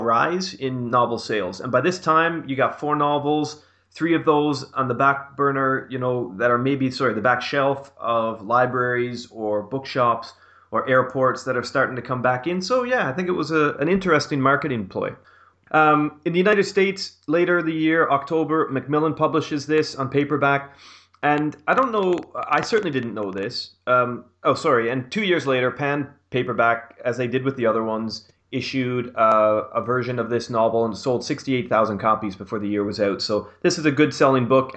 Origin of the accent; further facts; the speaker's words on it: Canada; as a Canadian